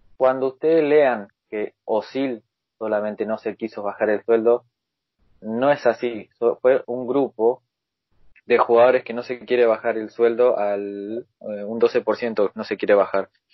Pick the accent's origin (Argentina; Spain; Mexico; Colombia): Argentina; soy de Argentina